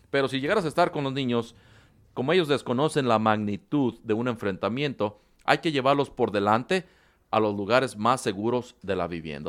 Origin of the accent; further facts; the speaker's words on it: Mexico; cómo somos los mexicanos